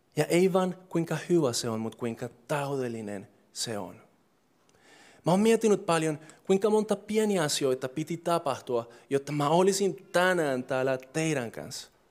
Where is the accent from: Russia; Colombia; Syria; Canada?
Colombia; Finnish is a second language; moved away as an adult; now in Finland; mä oon alkuperäisesti Kolumbiassa syntynyt ja kasvanut ja kaikki on ollut siellä